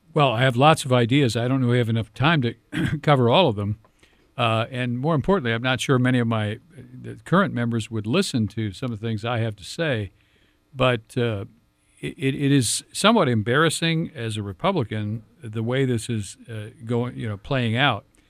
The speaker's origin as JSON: {"language": "English", "town": "Cedar Falls", "region": "Iowa", "country": "United States", "tie": "born or raised there", "said": "I grew up in Cedar Falls, uh, was born and raised in Cedar Falls, went to Cedar Falls High School."}